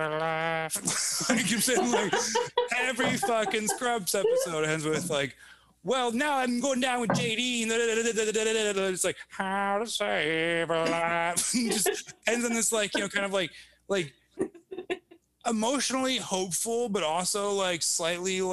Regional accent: Evanston, Illinois, United States; also born or lived in Chicago; I grew up in Evanston

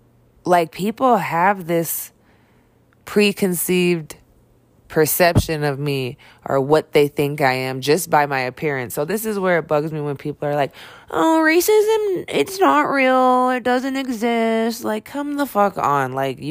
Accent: Ventura, California, United States; also born or lived in Billings, Montana; because I grew up in Ventura, California, you know, and then I moved to Billings, Montana. Then I moved back to Cali for a while.

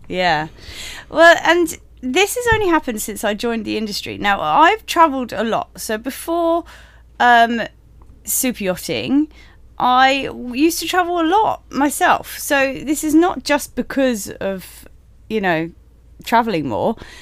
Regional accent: United Kingdom; moved away as an adult; We're obviously British, um, and before joining this industry, we lived in the U K

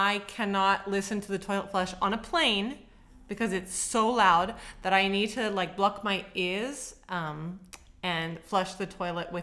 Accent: Sydney, New South Wales, Australia; I was born in Sydney, Australia

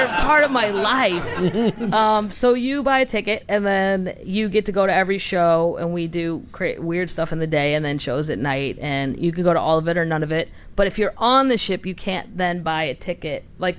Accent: the Ozarks, United States; because I grew up to it in the Ozarks, sort of half and half, so I get, I'm part of those people.

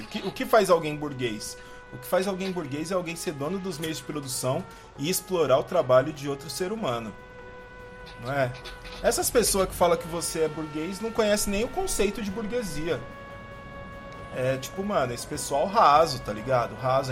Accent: São Paulo, Brazil; eu cresci em Itaquera, mano, na Coab 2

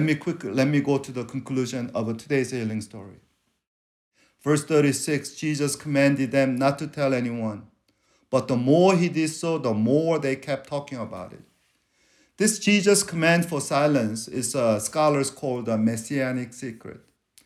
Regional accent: South Korea; first language Korean; English is a second language; But when I'm in trouble, I speak Korean. That's because that's my mother tongue.

